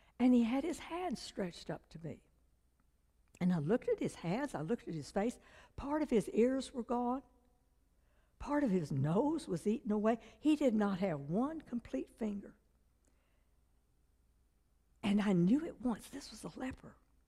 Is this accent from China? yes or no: yes; China; born there; first language Chinese; English is a second language; because I was born in China to missionary parents. When I was 3 years old, I couldn't speak English. I just spoke Chinese.